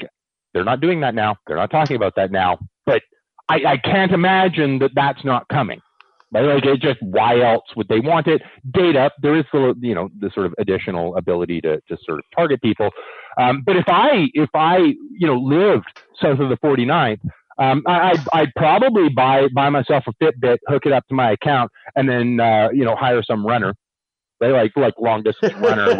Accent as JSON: {"language": "English", "country": "Canada", "said": "I'm a Canadian"}